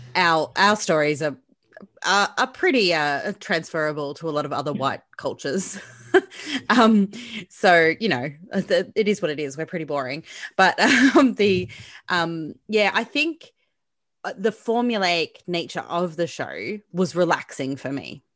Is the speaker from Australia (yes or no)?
yes; Australia; I'm Australian.